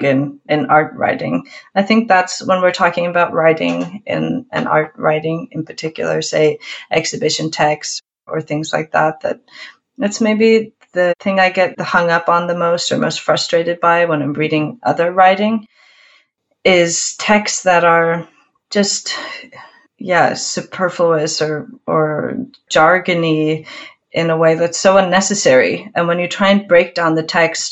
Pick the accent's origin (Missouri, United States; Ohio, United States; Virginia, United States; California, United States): California, United States; Oakland; moved away as an adult; now in Reykjavik, Iceland; growing up between these two places, I have spent maybe more time in California than in Iceland.